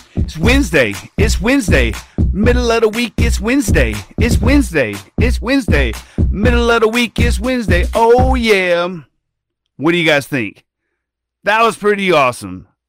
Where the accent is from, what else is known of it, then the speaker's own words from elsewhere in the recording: Thomaston, Georgia, United States; small world pre-K in Thomaston, Georgia, that's my hometown. That's where I grew up